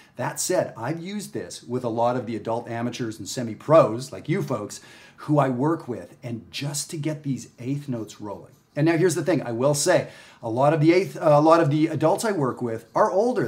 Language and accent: English; Canada; moved away; also born or lived in Texas; I'm Canadian